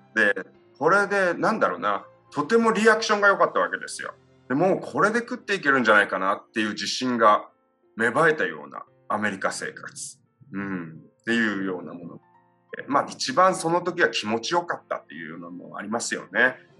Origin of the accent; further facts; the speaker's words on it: Yame, Fukuoka, Japan; moved away as an adult; also born or lived in United States; 八女市にある北屋っていう喜びが多いっていうんですけどここの、えー、造り酒屋の一族の人間として生まれ育ちまして